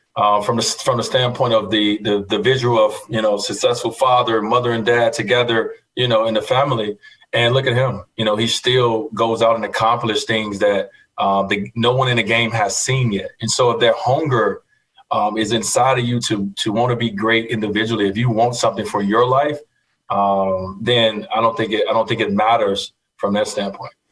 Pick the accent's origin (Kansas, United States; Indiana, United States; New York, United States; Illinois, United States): Illinois, United States; Chicago; growing up in Chicago, Michael Jordan